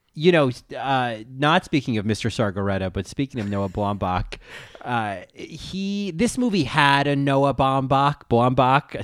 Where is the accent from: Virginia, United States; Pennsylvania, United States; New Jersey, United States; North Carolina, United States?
New Jersey, United States; accent: New Jersey; my New Jersey accent